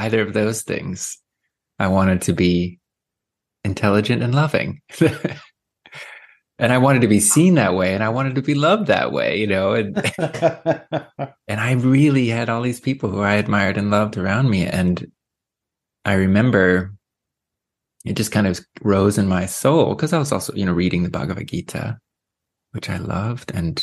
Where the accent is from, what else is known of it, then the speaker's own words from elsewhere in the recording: Sacramento, California, United States; I was born in Sacramento